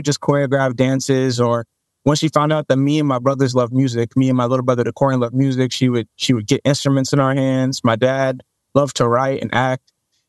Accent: Dallas, Texas, United States; when I was younger, the stomping grounds of my family, when I was younger, we moved around South Dallas quite a bit, but mainly like Pleasant Grove, Oak Cliff, if you know these areas, then yeah, that's where my family's from.

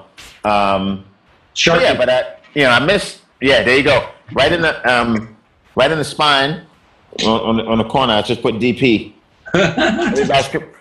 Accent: New York City, New York, United States; we're from Brooklyn

